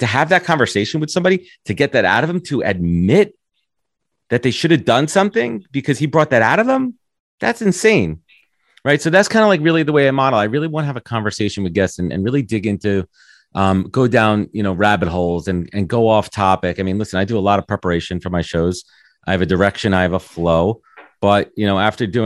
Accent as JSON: {"language": "English", "region": "New York", "country": "United States", "tie": "born or raised there", "said": "Growing up in New York"}